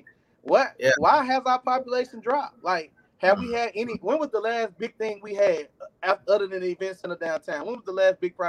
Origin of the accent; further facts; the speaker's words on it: Beaumont, Texas, United States; I'm from Beaumont, Texas